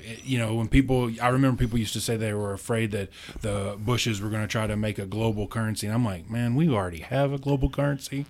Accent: Munfordville, Kentucky, United States; I'm from a small town in Kentucky, uh, right in the center of the state, near Mammoth Cave

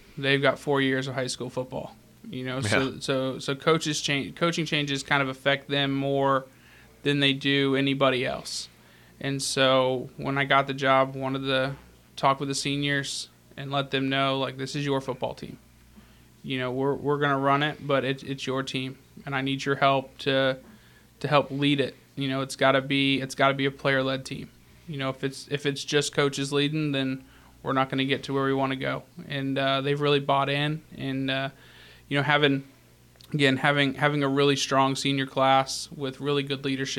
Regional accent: South Pittsburg, Tennessee, United States; The Masters Academy, it's actually funny. It's in my hometown.

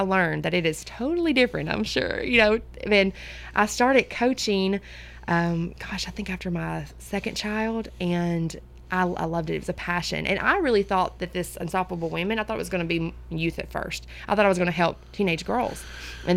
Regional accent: Centertown, Tennessee, United States; also born or lived in Woodbury, Tennessee; I am from Center Town

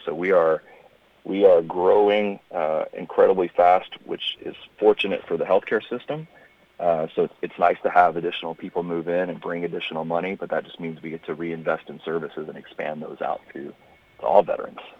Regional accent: Memphis, Tennessee, United States; moved away as an adult; I grew up in uh, in Tennessee. I grew up in Memphis

